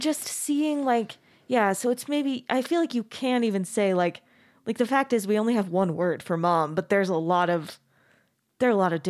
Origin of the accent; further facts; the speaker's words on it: Mesa, Arizona, United States; I grew up in Mesa, Arizona, which is also so Mormon